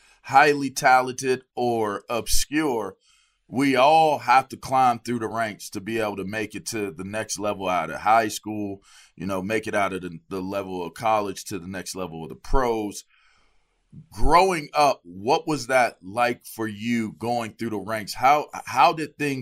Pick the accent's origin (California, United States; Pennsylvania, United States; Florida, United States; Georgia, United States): Pennsylvania, United States; Pittsburgh; moved away; I'm from Pittsburgh